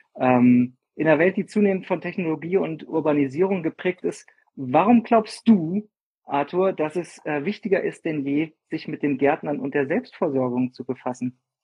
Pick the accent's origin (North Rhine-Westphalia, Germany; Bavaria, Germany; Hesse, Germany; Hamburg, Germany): Hesse, Germany; Fulda; now in Freiburg, Germany; Ursprünglich komme ich aus Fulda, das ist in Hessen